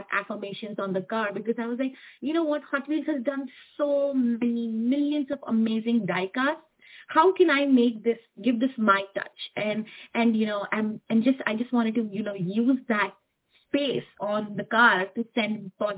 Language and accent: English; India; now in Houston, United States; I'm an Indian, and I want to, you know, really honor where I come from, where I belong.